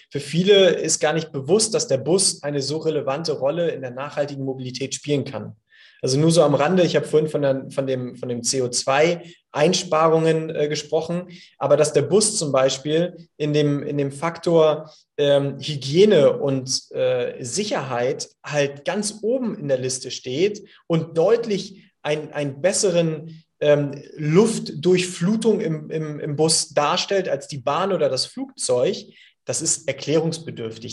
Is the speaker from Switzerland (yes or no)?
no; Hamburg, Germany; ich hier als Hamburger, äh, hanseatischer Kaufmann